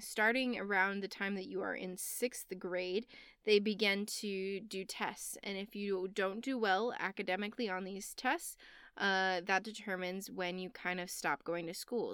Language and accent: English; United States; I'm American